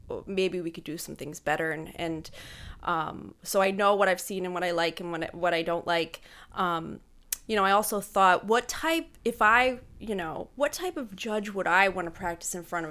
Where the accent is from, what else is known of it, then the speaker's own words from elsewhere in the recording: Pine Grove, Pennsylvania, United States; also born or lived in Pittsburgh / Harrisburg; I grew up in Pine Grove, so I graduated from high school there